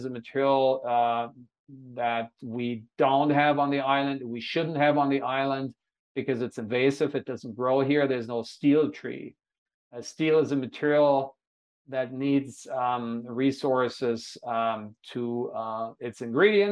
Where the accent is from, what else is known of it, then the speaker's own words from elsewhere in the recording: Hanover, Lower Saxony, Germany; now in Honolulu, United States; my hometown, the city of Hanover